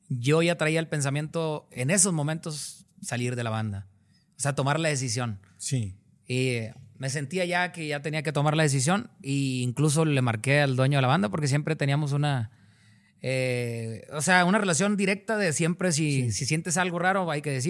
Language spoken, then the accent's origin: Spanish; Mazatlán, Sinaloa, Mexico; moved away; súmale que mi manera de hablar y de expresarme era muy diferente a la de ah, ellos. porque en Mazatlán, en Sinaloa, tienen unas palabras y unas costumbres muy diferentes a, otros lugares.